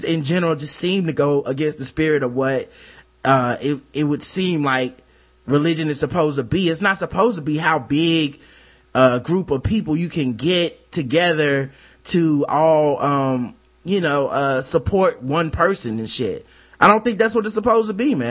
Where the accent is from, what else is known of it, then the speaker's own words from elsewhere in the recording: Charlotte, North Carolina, United States; I'm from Charlotte, North Carolina, the South. You know, we do church around here